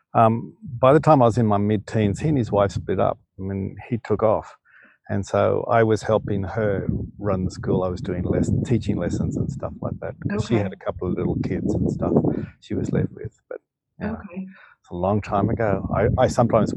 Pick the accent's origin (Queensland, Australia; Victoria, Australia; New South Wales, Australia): New South Wales, Australia; Sydney; I grew up in Sydney, in Australia, and we lived in the Northern Beaches